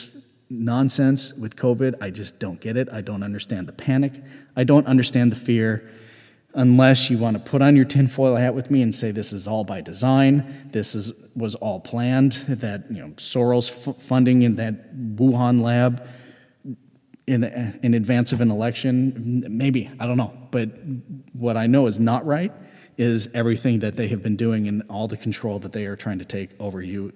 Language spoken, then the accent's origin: English; United States; as a member of Gen X and as an American